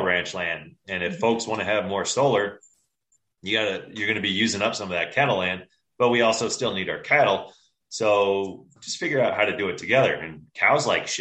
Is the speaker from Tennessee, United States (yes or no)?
yes; Johnson City, Tennessee, United States; now in Colorado, United States; I grew up in Northeast Tennessee, so Johnson City